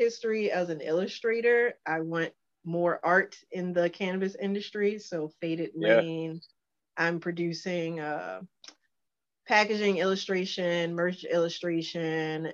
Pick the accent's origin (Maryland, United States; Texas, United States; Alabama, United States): Maryland, United States; Baltimore; I was born, raised in Baltimore